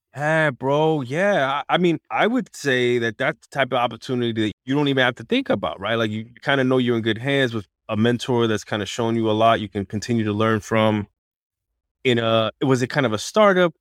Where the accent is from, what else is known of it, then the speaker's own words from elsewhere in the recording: New York, United States; my hometown is New York